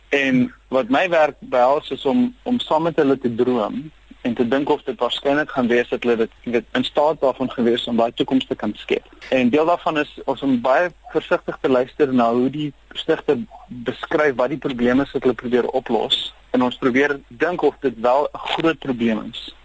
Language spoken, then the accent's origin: Afrikaans; Cape Town, Western Cape, South Africa; first language Afrikaans; moved away as an adult; also born or lived in Pretoria; now in Silicon Valley, United States; ek uh, by die moederbond gebore is, net uh, so 'n kilometer of so van Hoftes af en omdat ek in Kaapstad groot geword